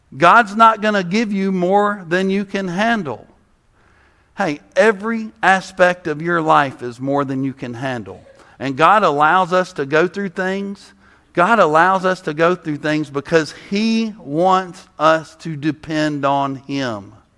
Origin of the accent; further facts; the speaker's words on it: South Mississippi, United States; I'm from South Mississippi, so I like flavor, you know? I grew up next to Louisiana.